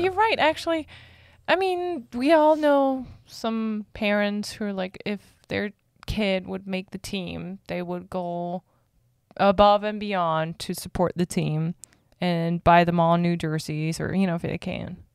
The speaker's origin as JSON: {"language": "English", "country": "Germany", "moved": "yes", "said": "I'm from Germany"}